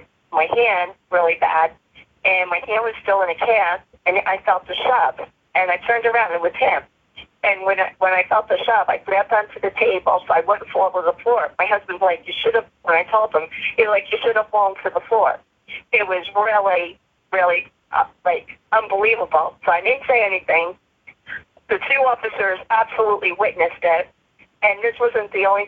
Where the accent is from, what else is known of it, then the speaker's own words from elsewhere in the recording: New Jersey, United States; now in South Jersey, United States; I'm from North Jersey. I came to South Jersey.